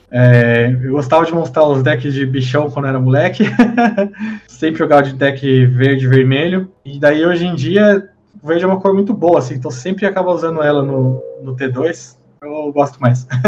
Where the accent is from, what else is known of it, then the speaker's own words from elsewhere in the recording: Taubaté, São Paulo, Brazil; Eu sou de Taubaté, no interior de São Paulo